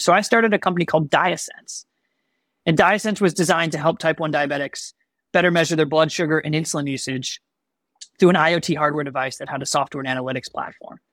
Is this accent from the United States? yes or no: yes; Chicago, Illinois, United States; I'm born and raised in Chicagoland.